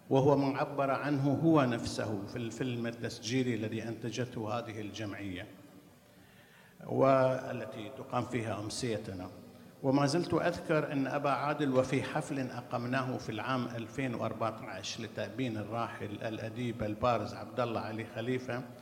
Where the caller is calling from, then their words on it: Bahrain; أنا طبعا أحييكم من البحرين أنقل إليكم تحيات الكثيرين من أهل الثقافة والفكر فيها